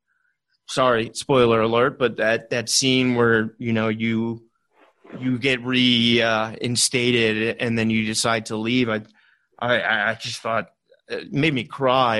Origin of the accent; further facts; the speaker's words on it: Richmond, Virginia, United States; I grew up in Richmond, Virginia